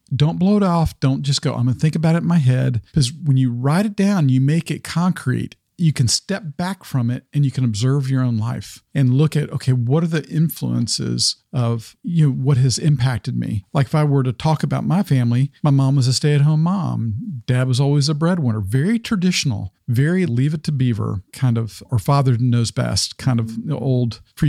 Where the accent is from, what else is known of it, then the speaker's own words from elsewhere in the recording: the South, United States; Like, I grew up in the South primarily. With my dad was military, which even the military context colored my view when I was much younger.